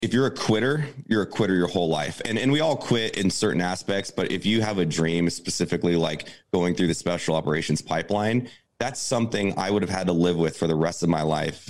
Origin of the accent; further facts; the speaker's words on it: Santa Barbara, California, United States; grew up in a small beach town called Santa Barbara, California